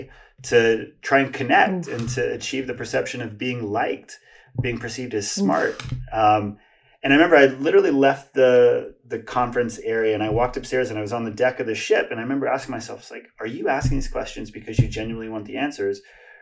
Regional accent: Hawaii, United States; I grew up in Hawaii and had a lot of difficulty making friends and fitting

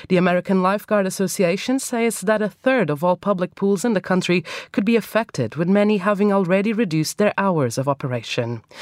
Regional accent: Portugal; now in London, United Kingdom; my home country of Portugal

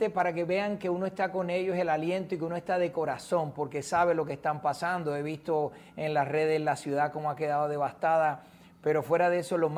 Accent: Puerto Rico; Sabes que soy de Puerto Rico

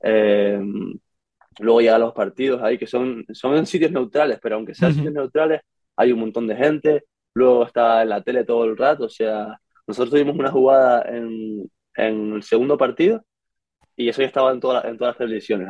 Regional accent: Canary Islands, Spain; moved away as an adult; now in Pittsburgh, United States; venimos de Canarias, de España

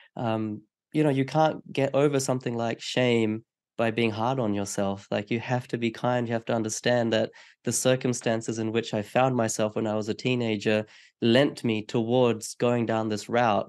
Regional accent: Australia; as an Australian person

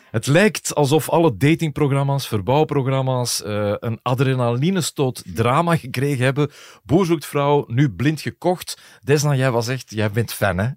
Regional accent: Belgium; ik kom daar dan toe als Belg

